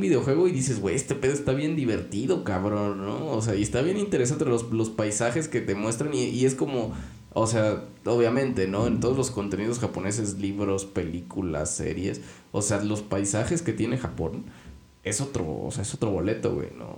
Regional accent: Mexico; aquí en México

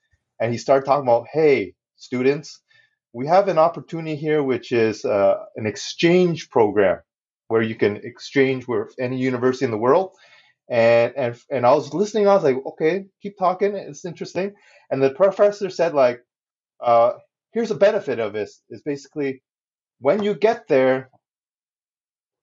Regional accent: Canada; accent: unique … accent; Chinese Canadian kids

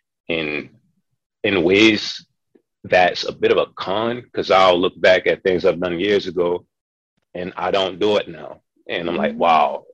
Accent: Baltimore, Maryland, United States; I'm from Baltimore City, born and raised

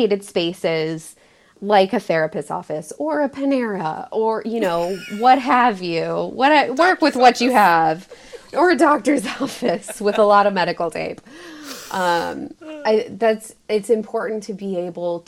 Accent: Southern California, United States; moved away; I grew up in Southern California

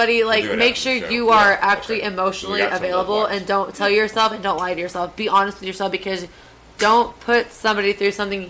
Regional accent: Galveston, Texas, United States; Galveston, Texas.

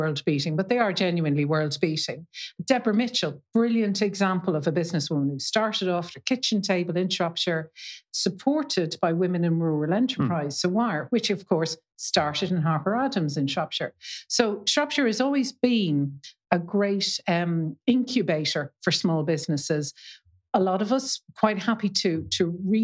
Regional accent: Dublin, Leinster, Ireland; now in Shrewsbury, United Kingdom; me from Dublin

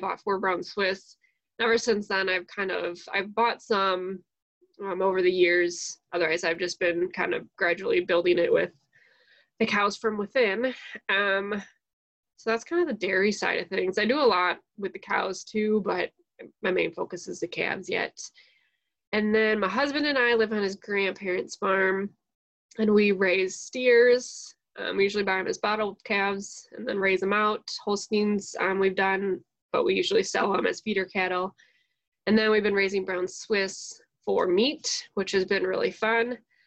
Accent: Waukesha County, Wisconsin, United States; I am originally from Waukesha County, Wisconsin, which is like southeast Wisconsin, not terribly far from Milwaukee

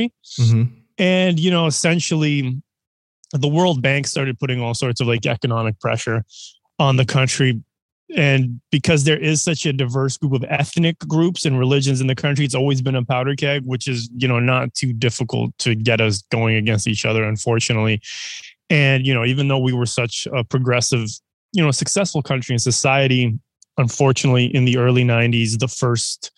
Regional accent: Canada; also born or lived in Serbia; I'm from Serbia originally, raised in Canada.

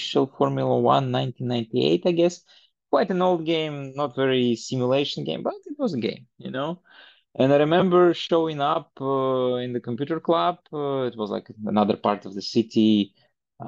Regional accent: Belarus; moved away as an adult; now in Estonia; I grew up in Belarus, because I'm an ex-Soviet Union person, so born in one country, then Belarus was for a long while the country where I lived, and for the last 10 years I live in Estonia

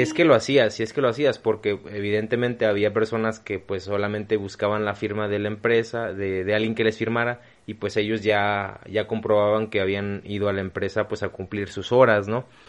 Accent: Mexico; Somos mexicanos

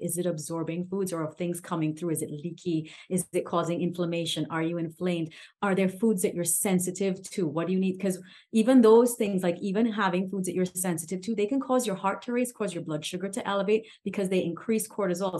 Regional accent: Trinidad & Tobago; I'm from the Caribbean

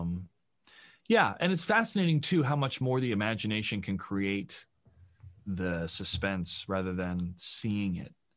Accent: United States; as an American citizen

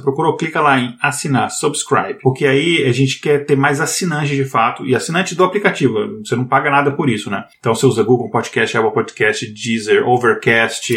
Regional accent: Brazil; a gente é brasileiro

